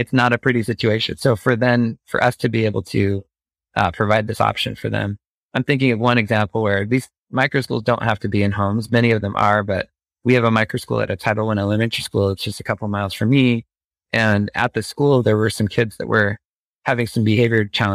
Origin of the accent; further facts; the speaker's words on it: Phoenix suburbs, Arizona, United States; growing up in the Phoenix suburbs